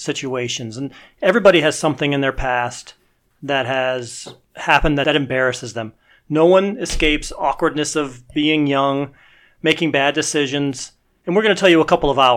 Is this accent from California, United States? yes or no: no; Cleveland, Ohio, United States; also born or lived in Columbus, Ohio; I grew up in Cleveland, Ohio